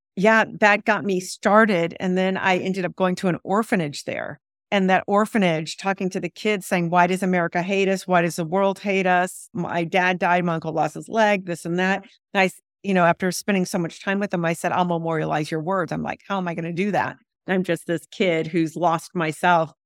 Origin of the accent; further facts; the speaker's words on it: San Diego, California, United States; I grew up in San Diego for the most part, but under a Baghdad roof, under Baghdad rules.